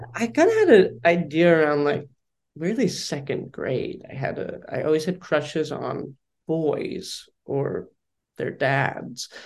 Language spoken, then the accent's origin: English; Philadelphia, Pennsylvania, United States; I grew up in Philadelphia.